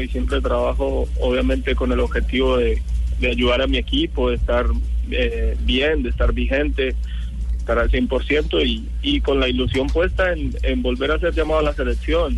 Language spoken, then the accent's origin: Spanish; Colombia; moved away; somos colombianos